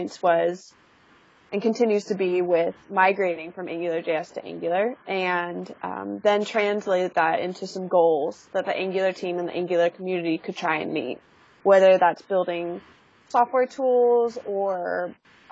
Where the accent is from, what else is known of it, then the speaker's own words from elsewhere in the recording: California, United States; I was born and raised in California